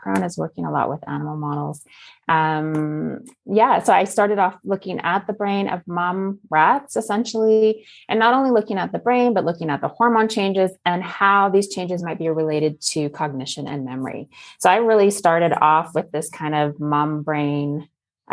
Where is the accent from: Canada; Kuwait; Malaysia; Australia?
Canada; Okanagan, British Columbia; moved away as an adult; also born or lived in Belgium / Netherlands / United States; now in France; I grew up in the Okanagan